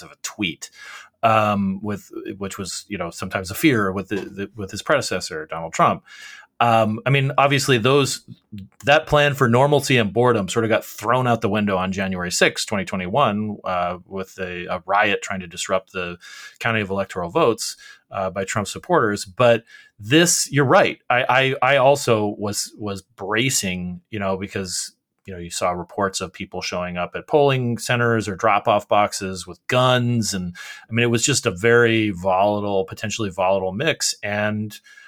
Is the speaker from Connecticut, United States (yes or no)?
no; Arizona, United States; in Arizona, my home state